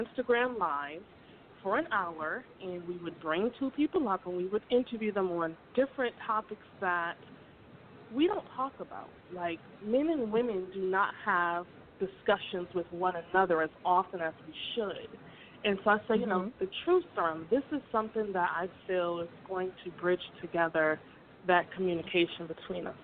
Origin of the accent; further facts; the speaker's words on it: Hartford, Connecticut, United States; moved away as an adult; now in Georgia, United States; So I am originally from Hartford, Connecticut, and I moved to Georgia in December of 2014.